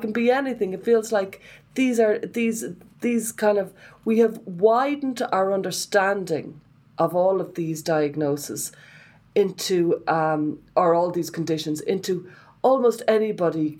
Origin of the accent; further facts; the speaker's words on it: Ireland; I would have been shaped by being Irish